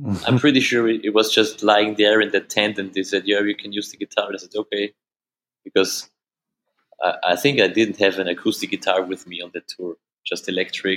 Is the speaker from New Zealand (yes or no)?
no; Austria; accent: Austrian German; first language German; English is a second language; German, of course, which is my mother language. I mean, it's more Austrian than German